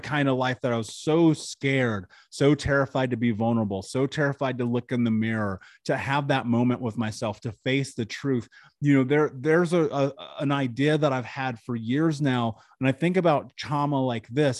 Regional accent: Indianapolis, Indiana, United States; I grew up in Indianapolis.

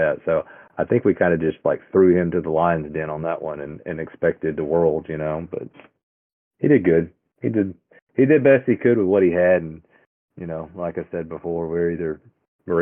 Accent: Texarkana, Texas, United States; I'm from Texarkana

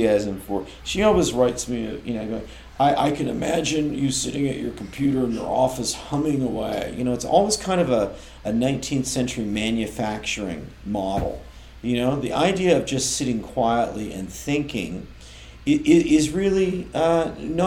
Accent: Oakland, California, United States; moved away; also born or lived in Melbourne, Australia; I'm from Oakland, which was famous up until fairly recently for girls' jump rope rhymes

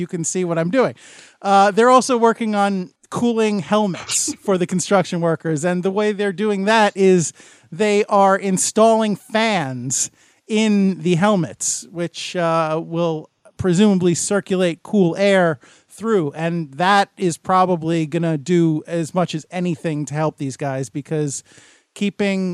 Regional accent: United States; I'm an American

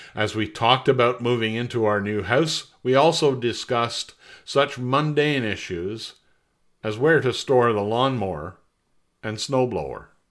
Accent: Montreal, Quebec, Canada; moved away as an adult; also born or lived in Ottawa / North Bay; I'm originally from Montreal

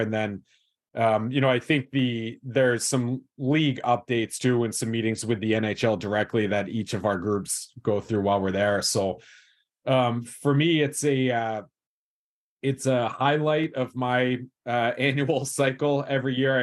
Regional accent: West Chester, Pennsylvania, United States; I grew up in Westchester, Pennsylvania, which is about an hour straight west of Philadelphia

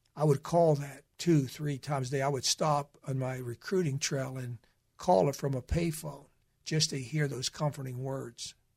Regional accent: Western Pennsylvania, United States; I grew up in Western Pennsylvania

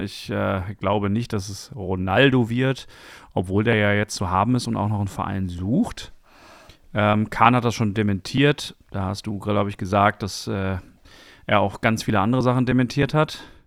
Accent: Dortmund, North Rhine-Westphalia, Germany; also born or lived in Bochum / Friedrichshain, Berlin; now in Berlin, Germany; ich persönlich bin ja zum Beispiel in Bochum geboren, das habe mhm. ich ja mhm. schon thematisiert. Und äh, wir sind aber sofort danach nach Dortmund gefahren und ich bin auch nirgendwo anders aufgewachsen als in Dortmund

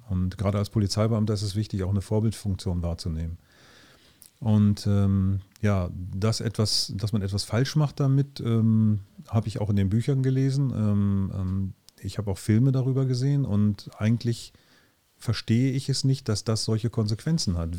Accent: Sehnde, Lower Saxony, Germany; direkt bei uns in Ilten

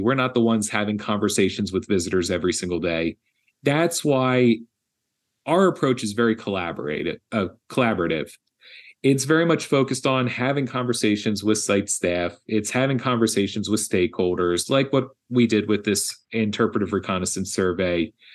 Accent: Philadelphia, Pennsylvania, United States; moved away; my hometown of Philadelphia

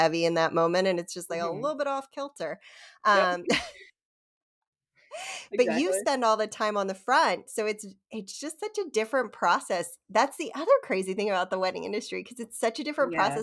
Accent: Havre de Grace, Maryland, United States; I grew up in Havity Grace, Maryland

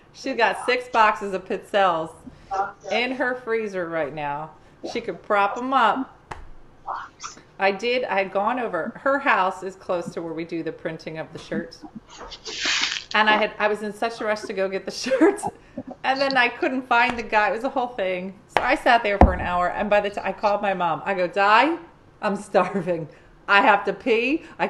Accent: Oregon, United States; I'm from Oregon.

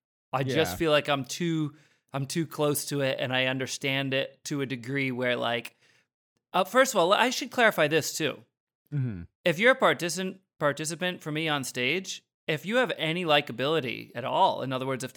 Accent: Rhode Island, United States; like where I grew up in Rhode Island, like I feel like there was a higher than normal ratio of like the kids in my school where it really seemed like their life goal was to be an alpha male.

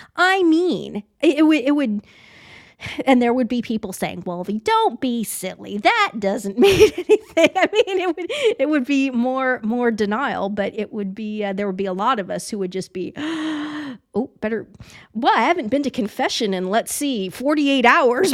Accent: Leavenworth, Kansas, United States; was born in Leavenworth, Kansas

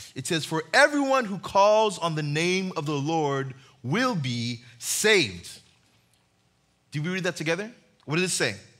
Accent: Uganda; moved away; I grew up in Uganda

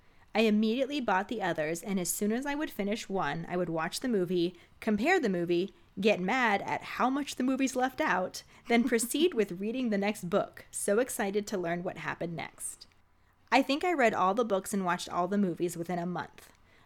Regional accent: Virginia, United States; Since I grew up in the Bible Belt, Virginia, my mom wouldn't let me watch the movies or read the books

